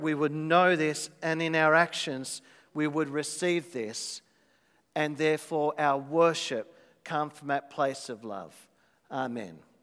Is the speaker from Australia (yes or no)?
yes; Australia; as an Aussie